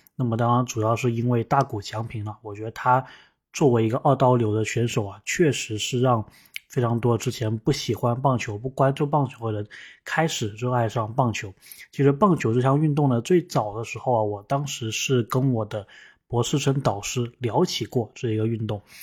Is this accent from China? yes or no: yes; China; now in United States; 我们中国人